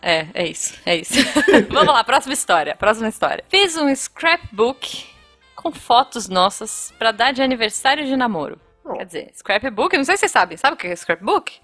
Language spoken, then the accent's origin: Portuguese; Brazil; eu sou do Brasil.